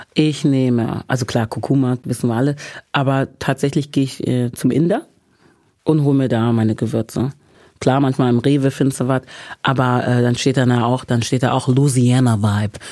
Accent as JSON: {"language": "German", "area": "Bergisches Land", "region": "North Rhine-Westphalia", "country": "Germany", "said": "ich komme ja aus dem Bergischen Land, aus Wermskirchen, Hückeswagen, Remscheid, Leverkusen, die Ecke"}